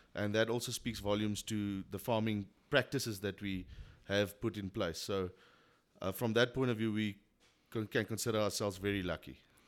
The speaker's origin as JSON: {"language": "English", "town": "Queenstown", "region": "Eastern Cape", "country": "South Africa", "tie": "born or raised there", "said": "I was born and bred in Queenstown"}